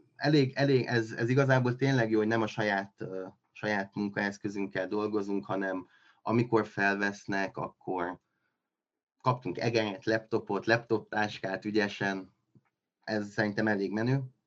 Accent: Miercurea Ciuc, Harghita County, Romania; moved away as an adult; now in Cluj-Napoca, Romania; én Kolozsváron élek most már, hát lassan tíz éve, ez a tizedik éve. Mm, Románián belül vagy itt lennék, vagy Csíkszeredába, ugye ott születtem

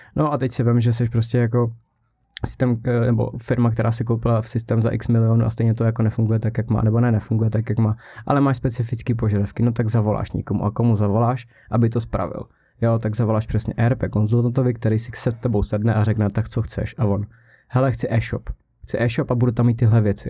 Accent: South Bohemian Region, Czechia; also born or lived in Písek; já jsem z Jihu, takže jsem byl v týdně na Lutovu na základce a potom jsem šel do Písku

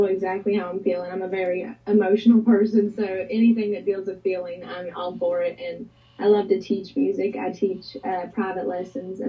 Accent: Bluefield, Virginia, United States; also born or lived in Welch, West Virginia; I grew up in Bluefield, Virginia, but a lot of my family and friends are still in Welch.

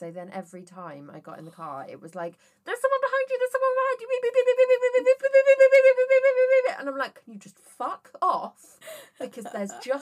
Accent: Worcester, West Midlands, United Kingdom; I was brought up in Worcester. Everybody says their E's as A's.

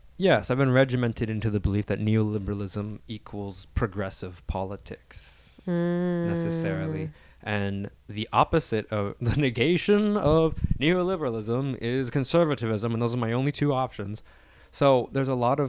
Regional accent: Salinas, California, United States; I'm from Salinas.

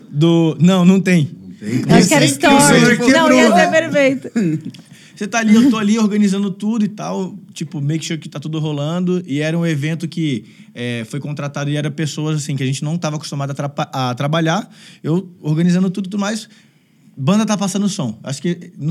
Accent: Northeast Region, Brazil; moved away as an adult; now in São Paulo, Brazil; foi quando eu, eu vim do Nordeste para São Paulo

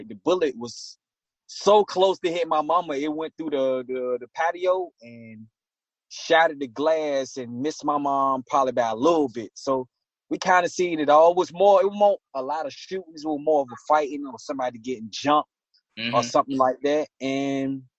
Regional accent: Portsmouth, Virginia, United States; I'm from downtown Portsmouth. I was born and raised

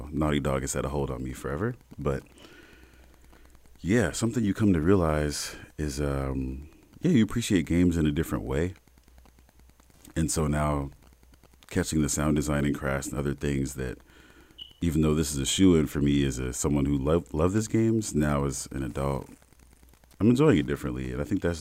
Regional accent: South Bend, Indiana, United States; South Bend, born and raised, Midwest kid.

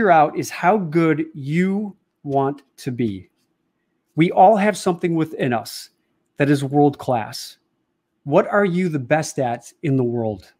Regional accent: Chicago, Illinois, United States; my hometown of Chicago

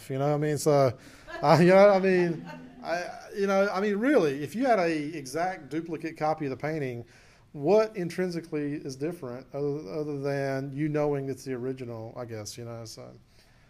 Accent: Clinton, United States; my hometown of Clinton

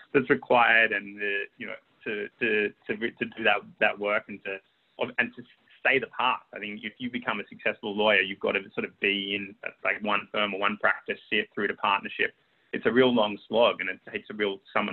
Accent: Sydney, New South Wales, Australia; moved away as an adult; also born or lived in London; when I was growing up in Sydney

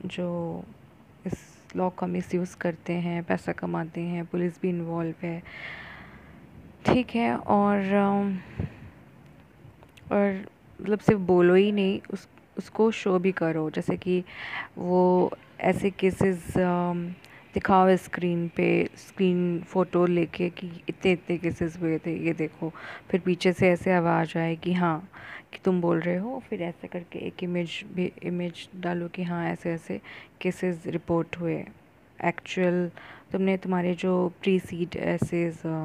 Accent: India; accent: Indian; अगर इंग्लिश में बात करती हूँ तो मेरा एक्सेंट जो है वो इंडियन ही रहता है

